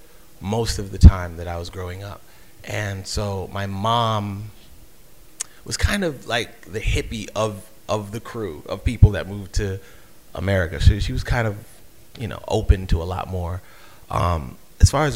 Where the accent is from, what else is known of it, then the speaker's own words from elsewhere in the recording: New York City, New York, United States; moved away as an adult; now in Baltimore, United States; I was born in Brooklyn